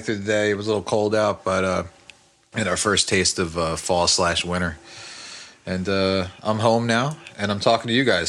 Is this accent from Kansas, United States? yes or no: no; West Orange, New Jersey, United States; growing up in West Orange